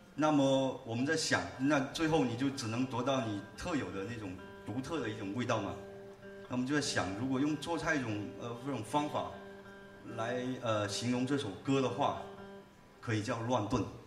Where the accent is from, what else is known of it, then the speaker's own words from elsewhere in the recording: Haifeng, Guangdong, China; accent: Haifeng dialect; 我们老家那边农村打群架的一个故事。 呃，用海风话演唱